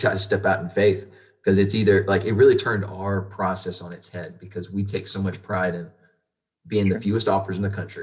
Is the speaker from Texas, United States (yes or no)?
yes; Arlington, Texas, United States; now in Houston, United States; Tarrant County is where I'm from. I'm from Arlington, and me and my wife stayed here in Houston